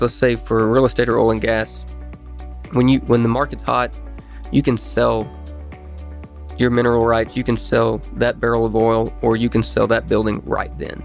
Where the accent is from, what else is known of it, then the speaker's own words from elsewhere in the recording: Ringling, Oklahoma, United States; I grew up in Ringling, Oklahoma, small town west of Ardmore.